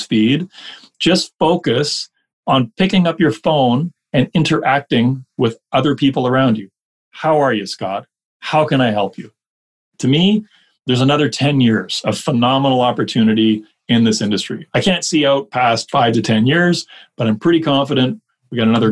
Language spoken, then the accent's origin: English; Canada; we're Canadian